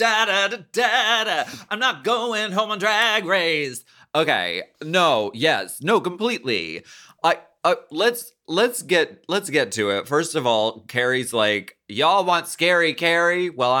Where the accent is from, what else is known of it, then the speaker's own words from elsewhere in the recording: Canada; I'm French. I'm French Canadian, everyone.